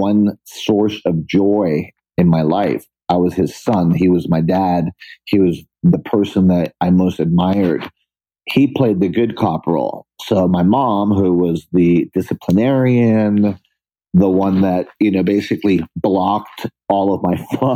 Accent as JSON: {"language": "English", "town": "San Juan", "country": "Puerto Rico", "tie": "born or raised there", "also_born_or_lived": "New York / Boston", "moved": "as an adult", "said": "I stayed there and I grew up in Puerto Rico."}